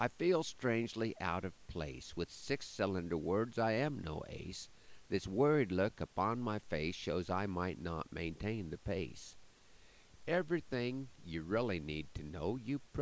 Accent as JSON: {"language": "English", "town": "Broken Bow", "region": "Nebraska", "country": "United States", "tie": "born or raised there", "said": "my hometown of Broken Bow"}